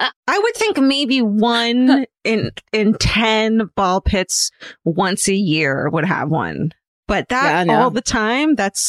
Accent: Atlanta, Georgia, United States; I grew up in Atlanta near the Chattahoochee River, which meant particularly in the warm months that snakes were a pretty regular occurrence.

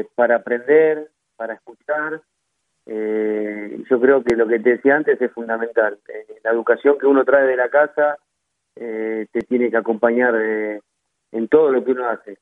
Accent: Argentina; soy de tomar mate, como buen argentino

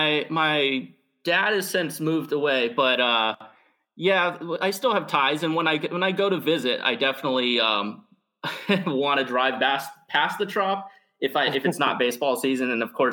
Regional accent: St. Petersburg, Florida, United States; now in Massachusetts, United States; I grew up and was born and raised in the St. Pete.

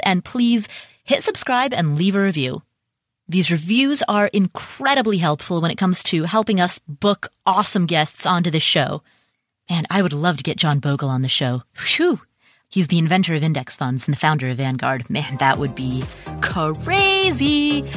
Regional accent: Cincinnati, Ohio, United States; Cincinnati, Ohio, which, by the way, is my hometown.

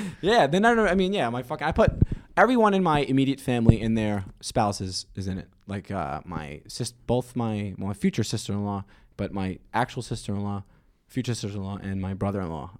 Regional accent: New York City, New York, United States; I'm from Staten Island

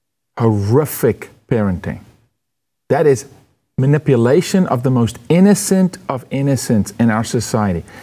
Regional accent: South Africa; moved away; I'm from South Africa.

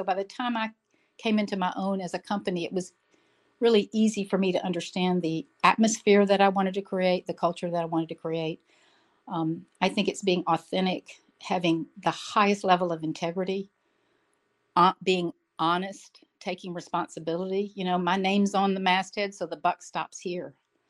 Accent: Jackson, Mississippi, United States; moved away as an adult; also born or lived in Vicksburg / Memphis; now in Miami, United States; actually born in the heart of the South in Vicksburg, Mississippi, grew up in Jackson. I still call that my hometown.

